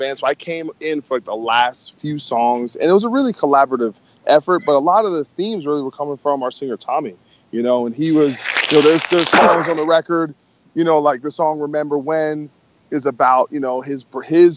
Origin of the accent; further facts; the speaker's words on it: New Jersey, United States; moved away as an adult; now in Los Angeles, United States; I grew up in New Jersey my whole life, and I decided to move to L.A.